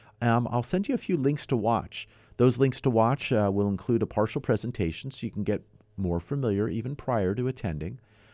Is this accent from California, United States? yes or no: yes; San Fernando Valley, California, United States; Got my start in Southern California, born and raised in the San Fernando Valley, eventually in the west end of the valley.